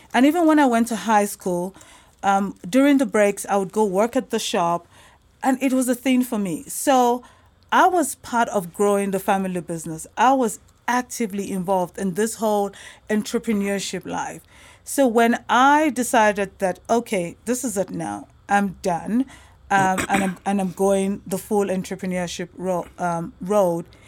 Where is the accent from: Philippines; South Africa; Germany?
South Africa; also born or lived in Nigeria; I am originally from Nigeria, but um, I've been in South Africa for most of my life